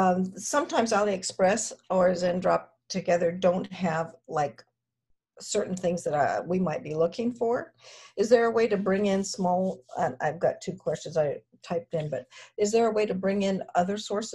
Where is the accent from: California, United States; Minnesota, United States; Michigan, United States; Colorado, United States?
California, United States; Costa Mesa; Costa Mesa, California.